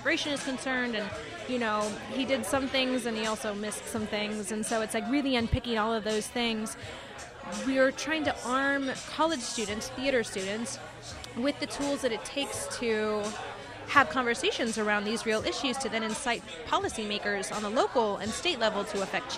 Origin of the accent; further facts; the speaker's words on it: Texas, United States; now in New York, United States; Texas, actually, my hometown, where 13 o'clock is based